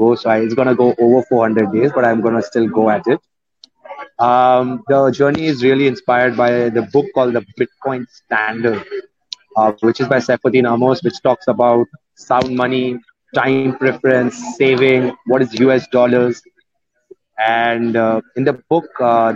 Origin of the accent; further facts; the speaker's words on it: Muscat, Oman; moved away; also born or lived in India; I am from India and born and raised up in Muscat, Oman, in the Gulf.